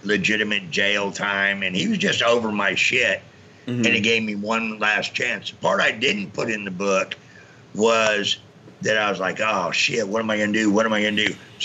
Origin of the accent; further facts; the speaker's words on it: Marin County, California, United States; I was born in Marin County, California, just outside San Francisco